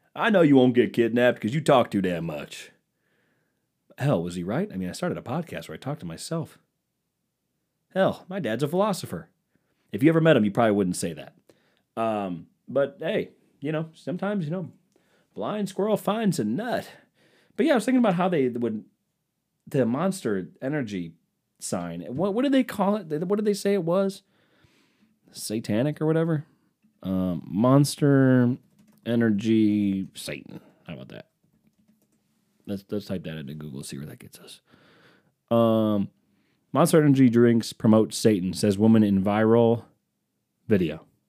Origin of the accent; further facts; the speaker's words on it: East Coast, United States; I'm from the East Coast